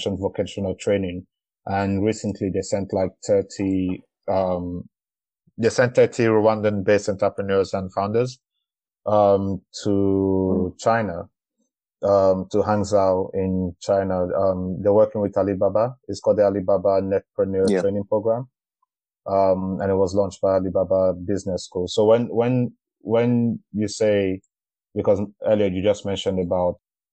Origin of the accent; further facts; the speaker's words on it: Nigeria; I am from Nigeria